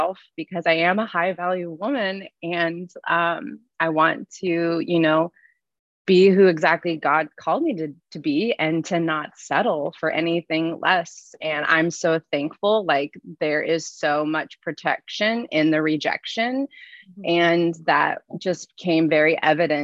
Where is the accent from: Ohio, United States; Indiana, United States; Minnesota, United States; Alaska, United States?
Alaska, United States; I'm 33 and from, yes, the wonderful state of Alaska.